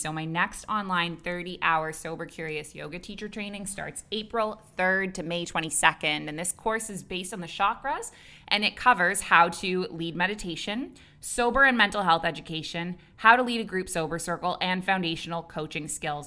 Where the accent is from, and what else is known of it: Canada; moved away as an adult; also born or lived in Dubai / Abu Dhabi; now in Bali, Indonesia